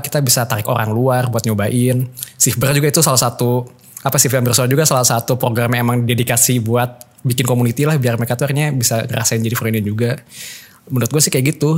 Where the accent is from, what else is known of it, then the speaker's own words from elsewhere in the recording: Bandung, West Java, Indonesia; Rumah gua di Bandung